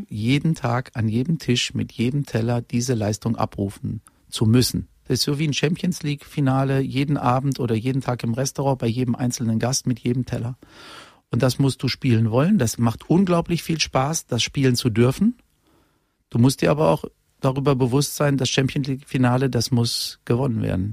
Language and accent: German; Unna, North Rhine-Westphalia, Germany; moved away; ich komme aus Unna, ich komme aus dem Ruhrgebiet